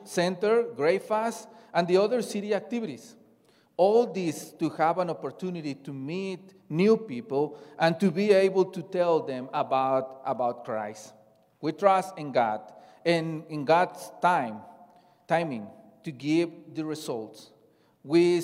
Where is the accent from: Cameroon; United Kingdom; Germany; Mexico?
Mexico; moved away; I come from Mexico, and I belong to the church since I was born